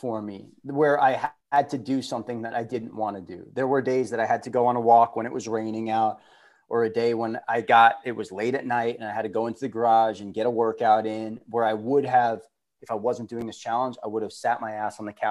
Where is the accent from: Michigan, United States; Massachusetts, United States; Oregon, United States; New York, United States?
New York, United States; Long Island; also born or lived in Florida; I was born in Florida. I was very young when I moved to Long Island.